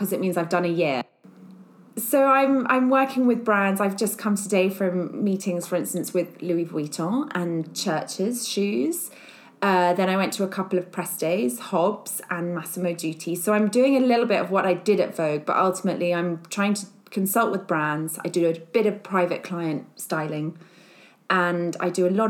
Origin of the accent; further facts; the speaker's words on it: Surrey, South East England, United Kingdom; moved away as an adult; also born or lived in London; now in Berkshire, United Kingdom; my parents live in the family house that I grew up in Surrey